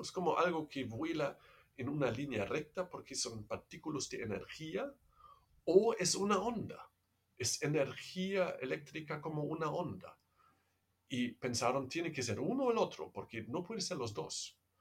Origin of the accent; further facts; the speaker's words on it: Germany; Spanish is a second language; moved away as an adult; also born or lived in Netherlands; now in Peru; soy alemán, entonces no es como eh, quizás se escucha de mi acento, no soy peruano